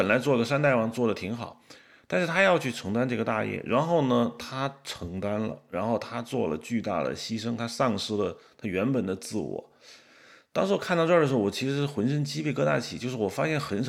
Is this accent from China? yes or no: yes; China; 因为我是大陆人，你也是大陆人